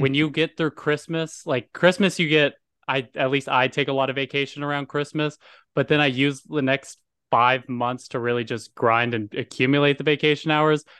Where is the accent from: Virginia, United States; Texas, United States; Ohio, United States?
Texas, United States; as a Texan